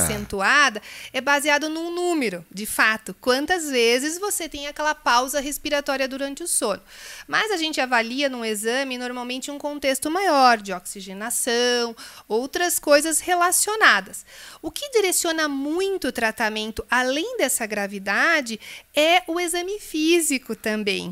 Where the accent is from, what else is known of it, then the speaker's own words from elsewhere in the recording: Santa Catarina, Brazil; moved away as an adult; also born or lived in Rio de Janeiro, Brazil; now in Curitiba, Brazil; eu sou carioca, de infância catarinense e sou curitibana desde 1997 quando eu vim para cá para estudar